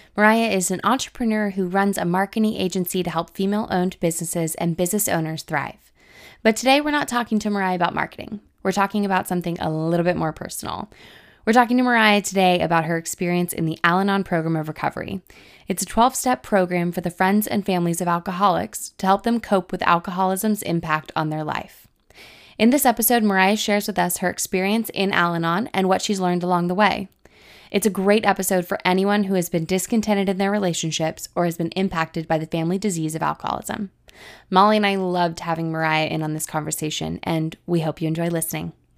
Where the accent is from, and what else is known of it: Texas, United States